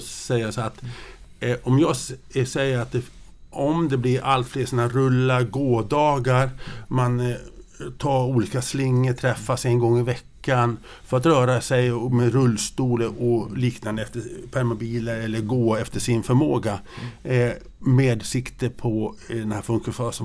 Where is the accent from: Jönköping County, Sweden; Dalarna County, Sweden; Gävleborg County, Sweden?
Dalarna County, Sweden; Grycksbo; jag är ju uppvuxen i Grycksbo